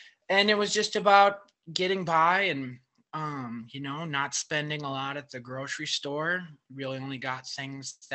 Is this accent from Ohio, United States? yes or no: no; Superior, Wisconsin, United States; moved away as an adult; also born or lived in Seattle / Madison / Milwaukee; I grew up in Superior, Wisconsin, which is really far north of Milwaukee.